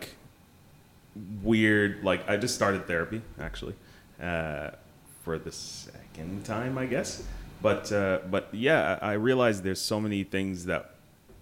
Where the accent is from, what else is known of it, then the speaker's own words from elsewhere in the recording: Canada; also born or lived in Sharjah, United Arab Emirates; my parents were very religious Sudanese, you know, but I grew up in Canada mainly